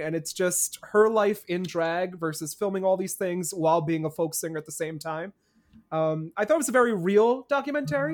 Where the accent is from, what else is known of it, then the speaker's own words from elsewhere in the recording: New Jersey, United States; I'm from New Jersey, and when it, I come from a state that's probably just as hated as Florida